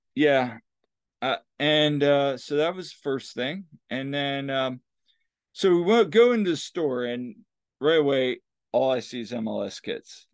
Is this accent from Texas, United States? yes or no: no; Lancaster, Pennsylvania, United States; "Lancaster, Pennsylvania."